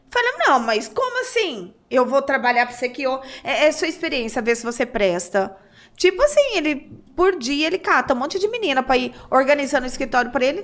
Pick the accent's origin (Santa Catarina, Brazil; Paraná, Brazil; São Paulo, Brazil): São Paulo, Brazil; Santos; born there; É, 2001, eu nasci em Santos.